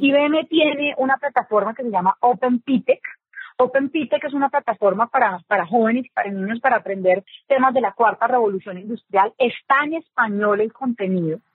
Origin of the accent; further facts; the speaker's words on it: Colombia; aquí en Colombia que tenemos esos acentos tan marcados